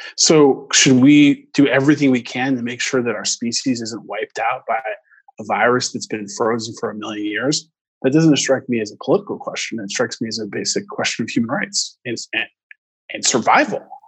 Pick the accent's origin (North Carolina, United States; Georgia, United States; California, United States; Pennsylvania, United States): California, United States; Orange County; I grew up in Orange County near Disneyland, and um, you know my um, my roots are here